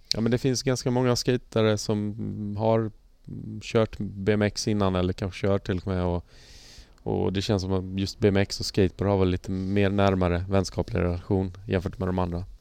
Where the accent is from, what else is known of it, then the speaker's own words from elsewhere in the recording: Halmstad, Halland County, Sweden; jag är ju från Halmstad Halmstad skate-gänget